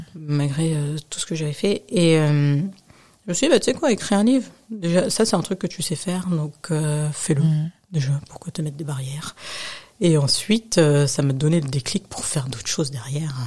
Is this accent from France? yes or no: yes; Nanterre, Île-de-France, France; also born or lived in United States; De Nanterre.